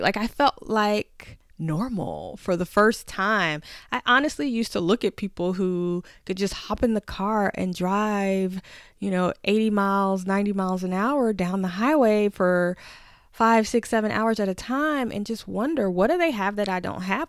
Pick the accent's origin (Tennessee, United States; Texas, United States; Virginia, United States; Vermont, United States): Tennessee, United States; I'm from Tennessee, where we pretty much learn to drive as soon as possible